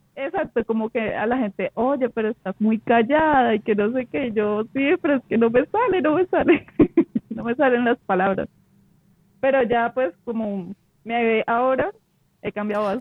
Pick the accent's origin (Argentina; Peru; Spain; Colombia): Colombia; Huila; yo soy del Huila